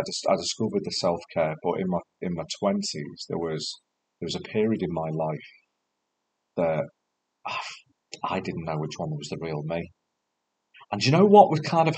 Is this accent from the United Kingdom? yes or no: yes; United Kingdom; we're very British